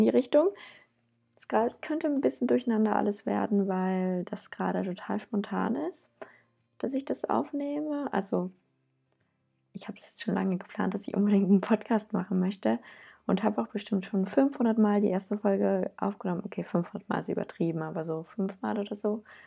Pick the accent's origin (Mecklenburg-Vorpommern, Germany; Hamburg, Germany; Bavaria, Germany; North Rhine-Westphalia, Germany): North Rhine-Westphalia, Germany; Cologne; ich komme aus Köln